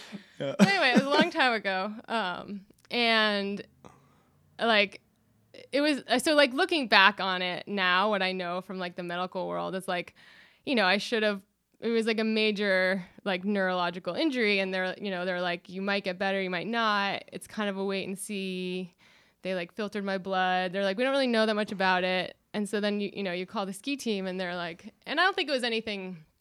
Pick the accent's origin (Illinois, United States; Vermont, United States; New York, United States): Vermont, United States; Wilmington; So I grew up in Southern Vermont in Wilmington at Mount Snow. I sort of liken my childhood to like, I was like a ski industry brat, which is like an army brat.